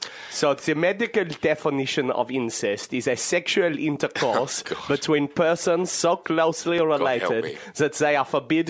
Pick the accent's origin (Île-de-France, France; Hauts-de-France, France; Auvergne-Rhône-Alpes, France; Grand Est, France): Hauts-de-France, France; When I was growing up in Somme.